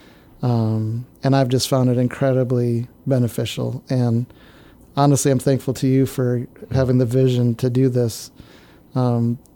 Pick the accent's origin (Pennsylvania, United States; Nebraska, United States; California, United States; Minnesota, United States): Minnesota, United States; northern; moved away; also born or lived in Canada; So I grew up in northern Minnesota